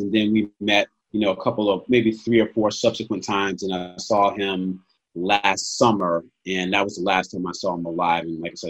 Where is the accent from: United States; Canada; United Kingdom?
United States; Stamford, Connecticut; also born or lived in Mississippi; We was born in Connecticut, and she took me down to Mississippi, and I lived with my grandparents for like my first 4 years, and I came back to Stamford.